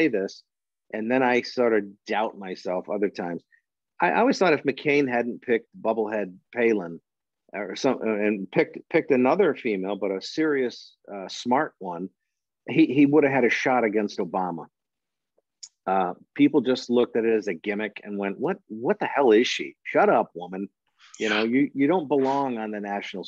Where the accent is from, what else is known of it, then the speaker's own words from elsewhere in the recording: Michigan, United States; big Gretch in my home state